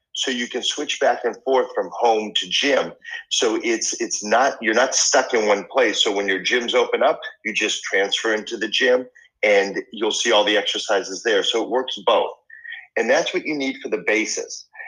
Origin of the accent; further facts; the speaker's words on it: Boston, Massachusetts, United States; moved away; I grew up in Boston